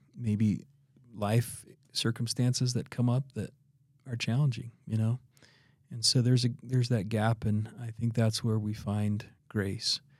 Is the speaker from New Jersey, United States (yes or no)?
no; Idaho, United States; now in Utah, United States; I'm originally from Idaho